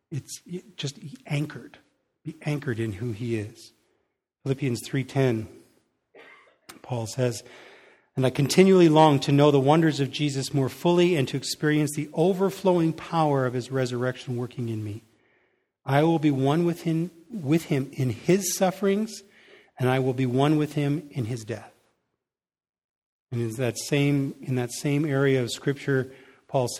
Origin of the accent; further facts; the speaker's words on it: Canada; we, as a Canadian people